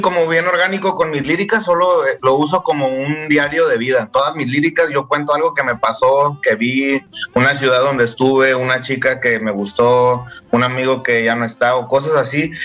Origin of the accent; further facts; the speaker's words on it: San Luis Potosí, Mexico; also born or lived in Monterrey; Ahí crecí, carnal, ahí en San Luis. Pero soy nacido en Monterrey y crecido